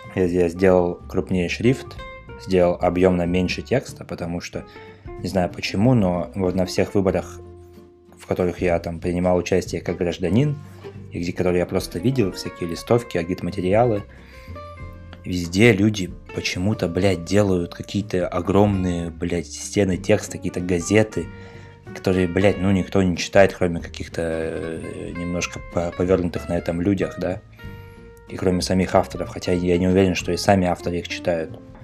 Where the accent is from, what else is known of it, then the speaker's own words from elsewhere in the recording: Russia; now in Novosibirsk, Russia; был мой поселок, где я родился и вырос